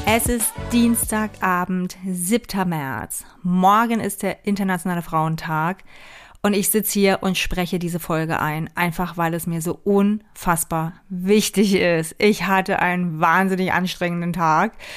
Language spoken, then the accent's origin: German; East Germany, Germany; ich bin in der DDR geboren und auch noch aufgewachsen